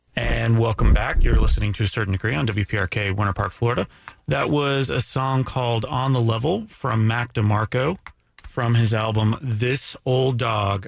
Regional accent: Canada; I'm Canadian

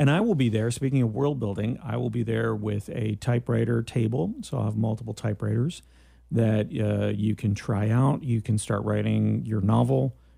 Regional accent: Canada; which is my other claim to fame, that I am Canadian, not mm-hmm. only Greek, but Canadian Greek.

